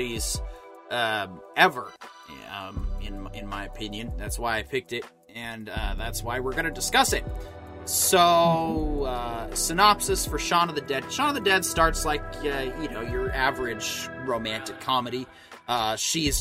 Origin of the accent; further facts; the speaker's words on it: United States; as an American